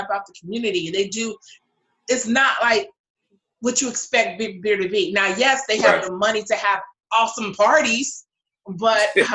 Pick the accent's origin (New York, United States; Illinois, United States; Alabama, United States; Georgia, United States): Illinois, United States; Chicago; as being a Chicagoan